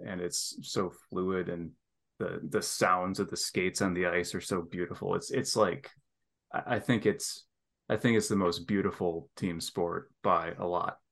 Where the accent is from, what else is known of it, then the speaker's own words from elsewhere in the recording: northern Lower Peninsula of Michigan, United States; moved away; we moved up, not to the Upper Peninsula where I'm headed soon, but to the northern part of the Lower Peninsula where it's still quite cold. And I lived in a little town there